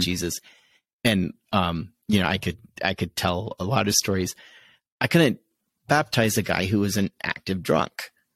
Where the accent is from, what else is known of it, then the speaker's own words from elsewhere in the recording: Connecticut, United States; growing up in Connecticut